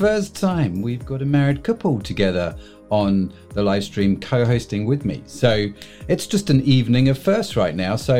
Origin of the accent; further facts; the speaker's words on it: United Kingdom; we're British